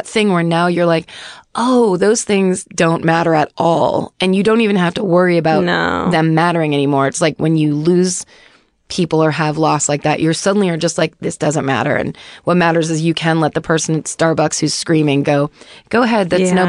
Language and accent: English; North Carolina, United States; I'm from North Carolina, but my dad grew up on the north side of Chicago.